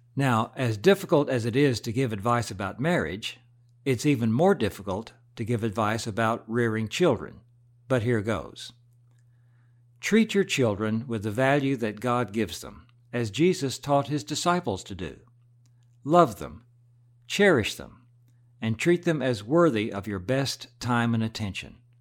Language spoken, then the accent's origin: English; United States; Alan and I grew up in about as typical an American family as you can imagine